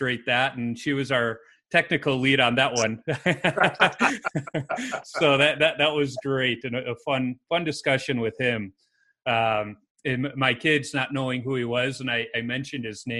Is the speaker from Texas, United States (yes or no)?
no; Chicago, Illinois, United States; I grew up in Chicago in the city